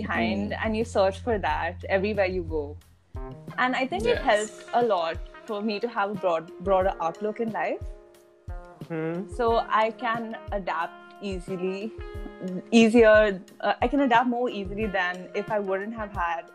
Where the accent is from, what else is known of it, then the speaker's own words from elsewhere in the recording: Kuwait; I was born and I grew up in Kuwait.